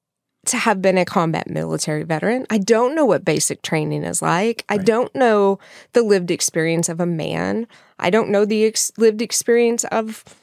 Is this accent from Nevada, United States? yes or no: no; Texas, United States; I'm from West Texas.